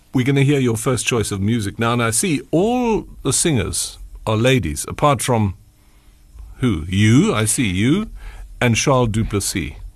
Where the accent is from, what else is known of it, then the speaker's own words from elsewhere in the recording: Port Elizabeth, Eastern Cape, South Africa; I'm from the Eastern Cape, from P